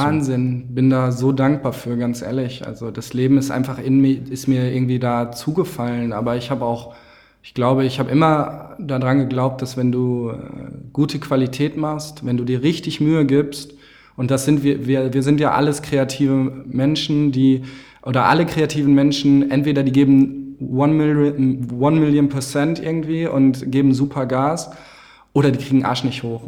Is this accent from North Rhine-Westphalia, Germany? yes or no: yes; Winterberg, North Rhine-Westphalia, Germany; ich komme aus dem Sauerland, aus Winterberg